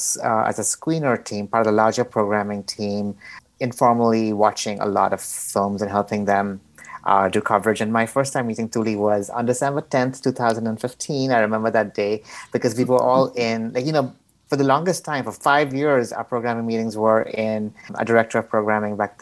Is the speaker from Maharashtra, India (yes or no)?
yes; Mumbai, Maharashtra, India; moved away as an adult; now in Los Angeles, United States; I'm from Mumbai. I came to Los Angeles in 2009